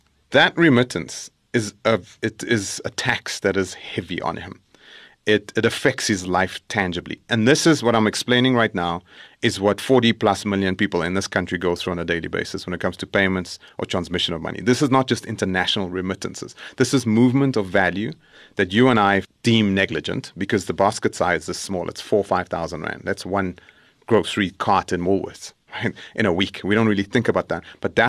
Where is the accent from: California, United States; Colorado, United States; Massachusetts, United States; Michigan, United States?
California, United States; El Dorado Park; where a person sitting where I grew up in El Dorado Park can take their talent